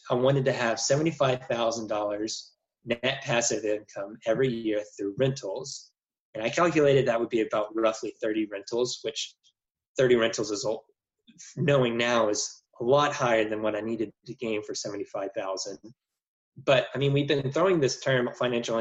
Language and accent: English; Jackson, Mississippi, United States; also born or lived in Cincinnati; move back to my home state in Jackson, Mississippi, where my parents also did real estate